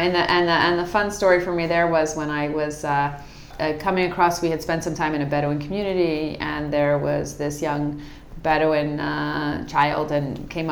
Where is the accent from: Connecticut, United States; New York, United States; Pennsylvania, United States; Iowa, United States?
Pennsylvania, United States; Philadelphia; moved away as an adult; now in Israel; So I grew up in outside Philadelphia, and I came to Israel when I was about 25 years old.